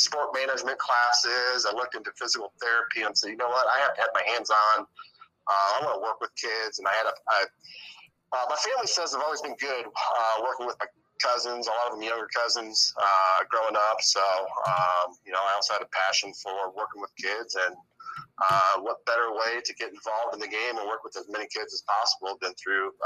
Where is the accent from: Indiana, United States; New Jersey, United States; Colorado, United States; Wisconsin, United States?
Indiana, United States; Fort Wayne; also born or lived in Dayton, Ohio; I graduated from Bishop Lewis in 2002. While at Lewis, I was a three-sport athlete, football, basketball, and baseball.